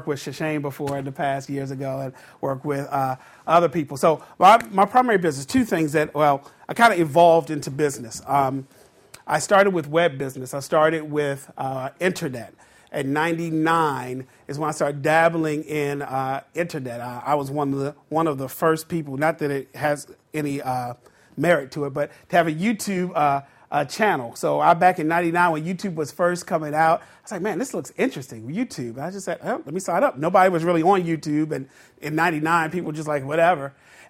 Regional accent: Baltimore, Maryland, United States; I'm from the Baltimore area.

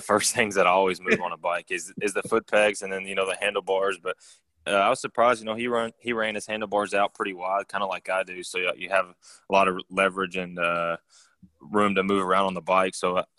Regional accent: Texas, United States; I grew up racing down in Texas in the CMRA classes for like 2 or 3 years

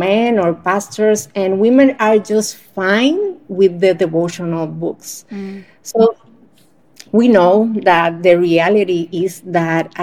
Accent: Dominican Republic; I'm from Dominican Republic, a small island in the Caribbean where it's always hot all the time

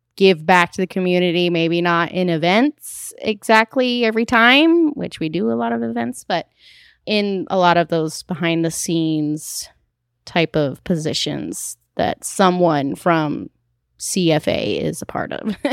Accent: Diamond Bar, California, United States; now in Claremont, United States; I grew up in Diamond Bar

